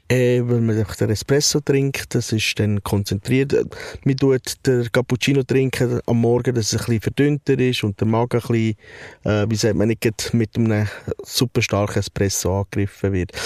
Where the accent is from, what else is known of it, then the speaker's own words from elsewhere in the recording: Switzerland; ich bin in der Schweiz aufgewachsen.